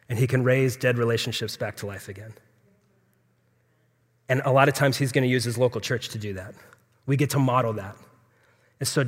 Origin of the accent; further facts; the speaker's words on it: Phoenix, Arizona, United States; So I was, I'm born and raised in Phoenix, so I'm a native.